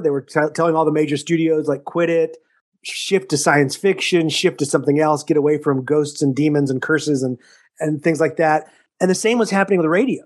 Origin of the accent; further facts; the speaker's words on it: Texas, United States; also born or lived in Missouri; now in Syracuse, United States; I grew up in Texas